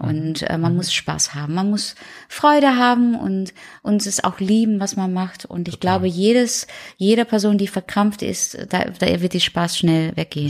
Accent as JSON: {"language": "German", "country": "Netherlands", "second_language": "German", "moved": "as an adult", "lives_now": "Germany", "said": "ich komme aus den Niederlanden und ja, ich wohne schon lange hier"}